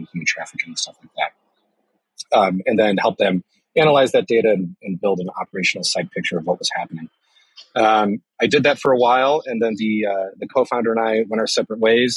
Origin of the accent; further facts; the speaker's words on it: Chicago, Illinois, United States; I was born and raised in Chicago